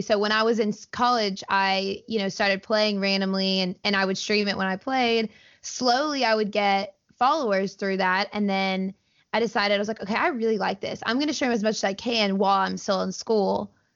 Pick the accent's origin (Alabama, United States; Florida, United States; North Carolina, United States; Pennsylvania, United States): Alabama, United States; Auburn; I grew up in Auburn. I've lived here my entire life